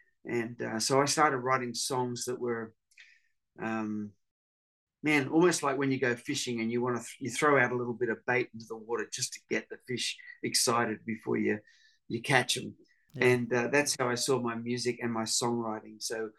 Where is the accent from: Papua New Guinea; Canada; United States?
Papua New Guinea; I grew up in Papua New Guinea, so I had a real love for indigenous people groups, and that's where my music has taken me over the years.